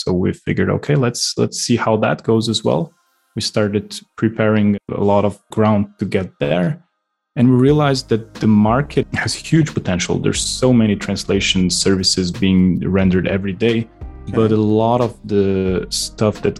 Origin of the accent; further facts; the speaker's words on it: Slovenia; moved away as an adult; now in London, United Kingdom; originally I come from Slovenia, a small country next to Austria and Italy here underneath the Alps.